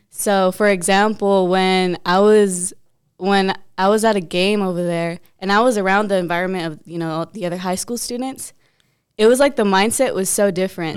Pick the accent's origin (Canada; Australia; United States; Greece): United States; Logan, Utah; also born or lived in Arizona; now in Odessa, United States; I'm from Logan, Utah, and then we moved to Arizona, and then we moved